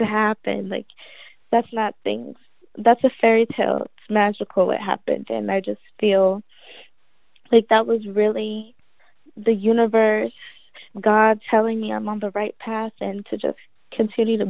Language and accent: English; New Jersey, United States; moved away as an adult; I'm from Jersey. My mom's side is born and raised in Philly. So even though I'm from Jersey, I do claim Jersey